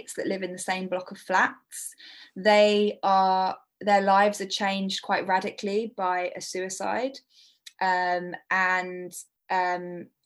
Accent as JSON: {"language": "English", "town": "Brighton", "region": "South East England", "country": "United Kingdom", "tie": "born or raised there", "said": "Brighton, which is my hometown"}